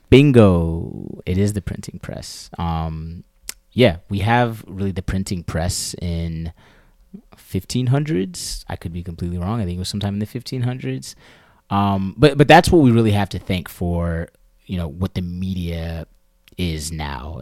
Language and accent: English; Maryland, United States; moved away as an adult; now in New York, United States; I was born and raised in Maryland, uh, right outside of the D C area